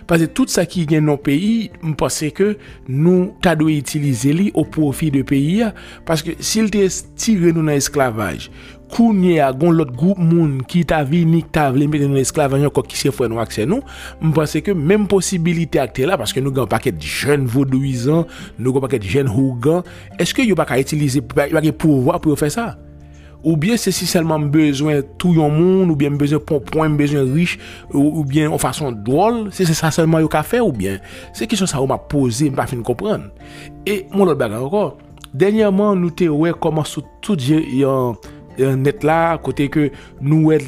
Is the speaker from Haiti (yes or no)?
yes; Haiti; moi-même, en tant qu'haïtien, je m'm pas dire le mal prend parce que nous pas tourner dans l'esclavage encore.